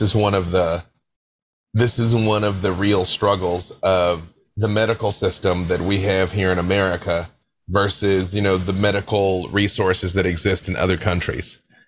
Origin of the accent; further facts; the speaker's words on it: Little Rock, Arkansas, United States; I'm from Little Rock, Arkansas. We grew up on gospel music